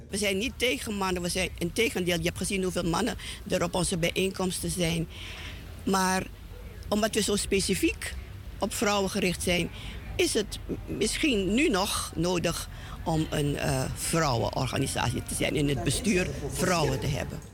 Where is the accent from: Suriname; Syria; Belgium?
Suriname; now in Netherlands; zo'n sterke binding hebben met ons, met ons moederland, zal ik het maar noemen, dat wij het ook altijd denken aan onze ouderen in Suriname